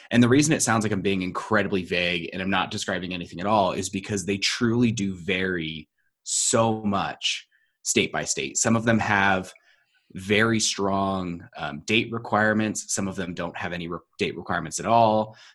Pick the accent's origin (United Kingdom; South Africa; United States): United States; San Diego, California; I'm actually from San Diego, and and San Diego's been fighting this a lot